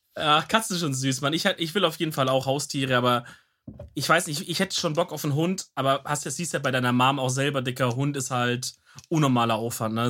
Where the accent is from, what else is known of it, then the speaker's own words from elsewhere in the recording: Swabia, Germany; als Schwabe